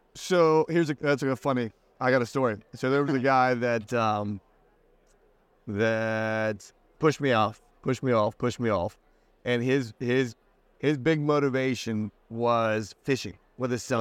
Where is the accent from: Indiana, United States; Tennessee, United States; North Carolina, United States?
Indiana, United States; also born or lived in Southern California; now in Charleston, United States; Midwest boy, Indiana